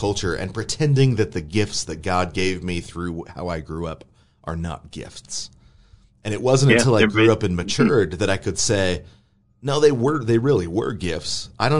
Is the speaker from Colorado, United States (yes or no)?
no; Atlanta, Georgia, United States; I'm having a really hard time connecting with them because of how I grew up in Atlanta, right?